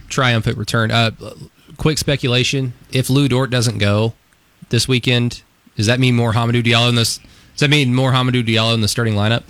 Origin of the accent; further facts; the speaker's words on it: West Texas, United States; moved away; also born or lived in Enid, Oklahoma; I grew up primarily in West Texas as a kid, so I'm just going to I'm going to use the accent that God gave me